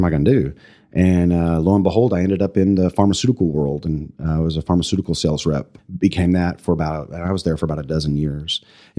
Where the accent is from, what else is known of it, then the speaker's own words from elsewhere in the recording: Pampa, Texas, United States; now in Amarillo, United States; I think it drove us back to come to Amarillo based on, you know, how I was raised in a small town